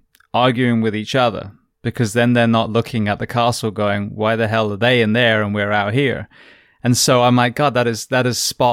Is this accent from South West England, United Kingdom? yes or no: yes; West Country, South West England, United Kingdom; I grew up in the West Country, so southwest of England.